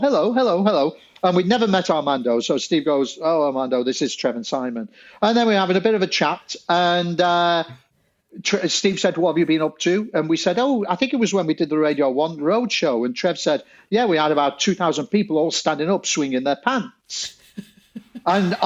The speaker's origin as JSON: {"language": "English", "town": "Salford", "region": "North West England", "country": "United Kingdom", "moved": "yes", "lives_now": "London, United Kingdom", "said": "I come from Salford near Manchester"}